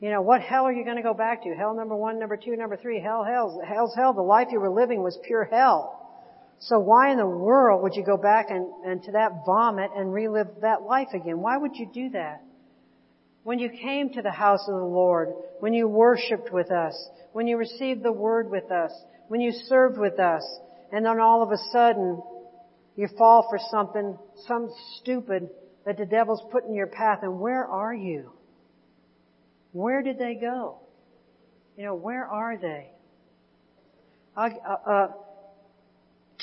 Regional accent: Indiana, United States; we're from Indiana

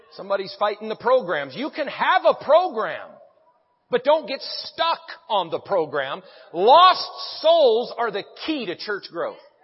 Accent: Branson, Missouri, United States; I'm from Branson, Missouri

